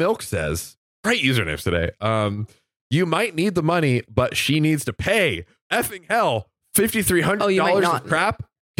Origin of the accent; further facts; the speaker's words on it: Florida, United States; I'm from Florida.